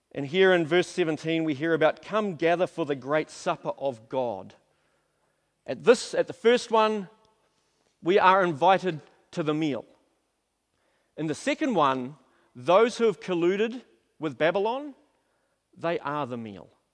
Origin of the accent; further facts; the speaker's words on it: Auckland, New Zealand; also born or lived in Napier; I grew up in South Auckland